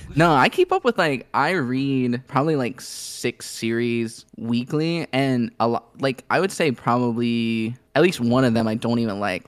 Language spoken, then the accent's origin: English; Northern Kentucky, United States; moved away; I grew up in Northern Kentucky